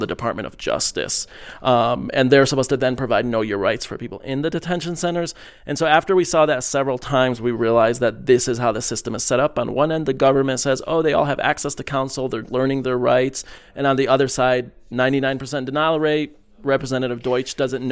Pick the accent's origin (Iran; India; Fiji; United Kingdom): Iran; now in Michigan, United States; I am here from Michigan, originally from Iran.